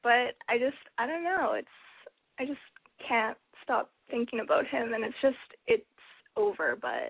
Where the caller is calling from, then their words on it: Vancouver, British Columbia, Canada; I'm 19. I'm calling from Vancouver.